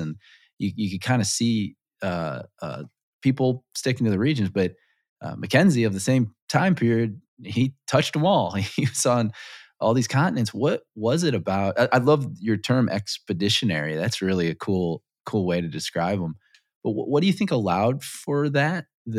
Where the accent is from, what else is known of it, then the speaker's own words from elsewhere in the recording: Scotland, United Kingdom; I was as a Scotsman